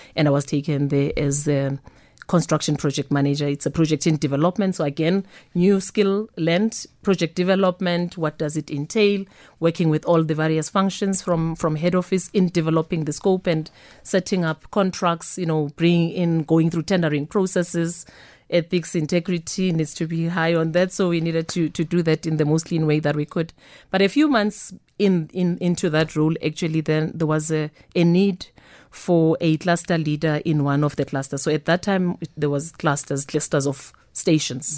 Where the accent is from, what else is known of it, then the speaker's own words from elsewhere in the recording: Soweto, Gauteng, South Africa; born and bred in Soweto